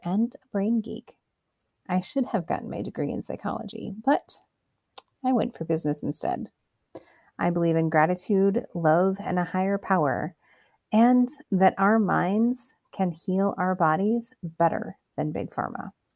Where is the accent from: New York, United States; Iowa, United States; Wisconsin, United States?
Iowa, United States; Cedar Rapids; born or raised there